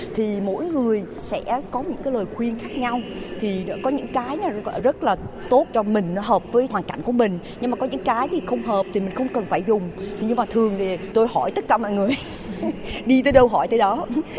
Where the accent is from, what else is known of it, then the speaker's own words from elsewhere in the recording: Vietnam; tôi cũng là người Việt Nam rồi sinh đẻ lớn lên ở đây rồi cũng từ một cái cái làng